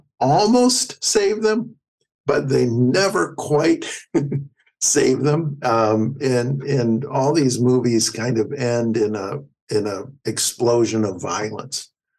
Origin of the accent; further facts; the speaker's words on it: Flint, Michigan, United States; I was raised in Flint, Michigan, as blue collar a town as there ever was